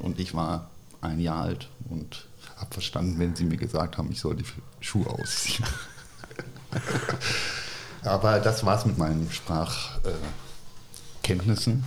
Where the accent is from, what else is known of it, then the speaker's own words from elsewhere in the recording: Wiesbaden, Hesse, Germany; moved away as an adult; also born or lived in Freiburg / United States / Bonn / Cologne; ich bin groß geworden äh, tatsächlich in Wiesbaden